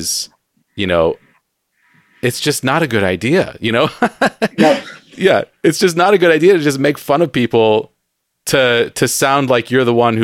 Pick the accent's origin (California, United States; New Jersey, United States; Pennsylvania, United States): California, United States; San Diego; now in Seattle, United States; growing up in San Diego